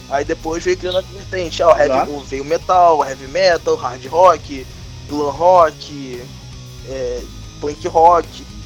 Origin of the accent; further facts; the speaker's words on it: Rio de Janeiro, Brazil; Eu sou carioca